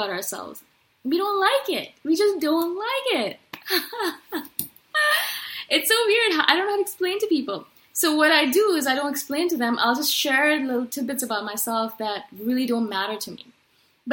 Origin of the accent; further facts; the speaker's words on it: India; I come from India